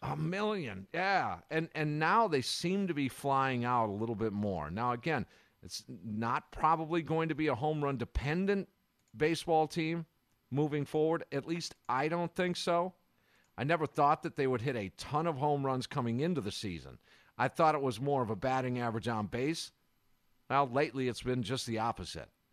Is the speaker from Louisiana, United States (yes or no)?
no; Kenosha, Wisconsin, United States; Kenosha, my hometown